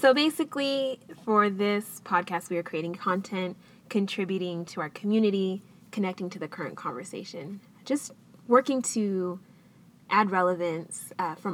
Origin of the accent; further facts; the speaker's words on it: Southern California, United States; I am from Southern California